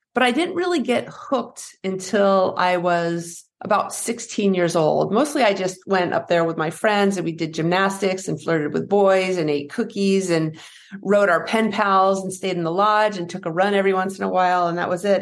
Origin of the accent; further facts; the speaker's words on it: Henniker, New Hampshire, United States; I grew up in New Hampshire, uh, in a small town, Henniker, New Hampshire